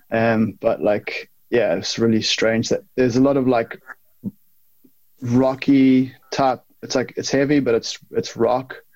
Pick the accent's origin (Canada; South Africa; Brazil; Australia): South Africa; also born or lived in Derry, United Kingdom; now in Laois, Ireland; I was born. I was born in Derry, but I grew up in South Africa.